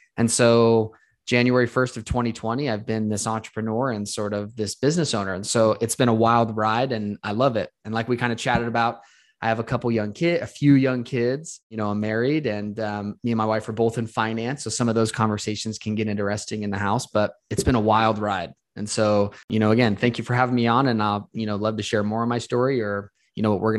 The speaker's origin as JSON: {"language": "English", "town": "Las Vegas", "region": "Nevada", "country": "United States", "tie": "born or raised there", "said": "I was born and raised in Las Vegas."}